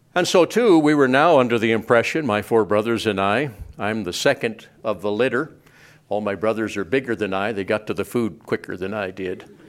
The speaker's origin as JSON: {"language": "English", "town": "Cardwell", "region": "Montana", "country": "United States", "tie": "born or raised there", "also_born_or_lived": "Whitehall, Montana", "said": "I was raised in Cardwell, Montana"}